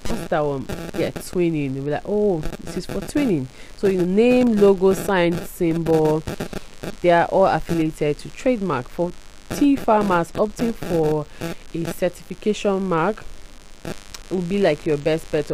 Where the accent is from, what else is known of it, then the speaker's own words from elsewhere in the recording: Port Harcourt, Rivers State, Nigeria; I'm from Elelewa.